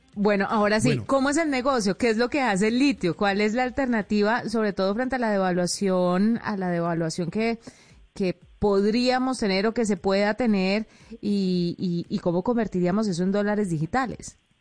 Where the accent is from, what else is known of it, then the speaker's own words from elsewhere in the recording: Colombia; una colombiana de a pie